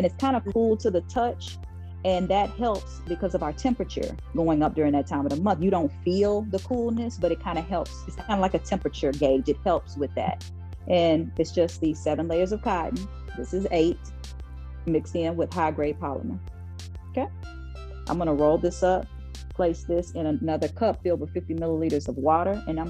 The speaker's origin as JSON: {"language": "English", "region": "Oklahoma", "country": "United States", "tie": "born or raised there", "said": "I'm from Oklahoma, born and raised."}